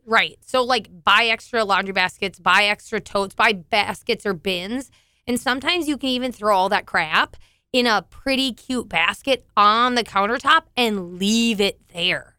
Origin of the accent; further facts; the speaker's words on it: southeast of Alexandria, Minnesota, United States; I grew up on a dairy farm in southern, or, like, sou-, southeast of Alexandria